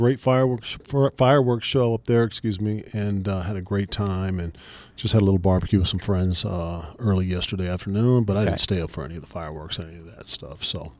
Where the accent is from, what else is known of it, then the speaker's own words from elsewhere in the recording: California, United States; Yeah, you know, we got outdoors, and, you know, that's a testament to my mom.